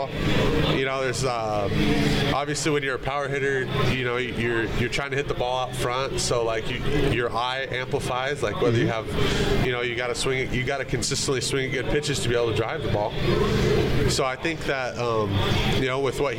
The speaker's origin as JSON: {"language": "English", "region": "Arizona", "country": "United States", "said": "I'm up from Arizona"}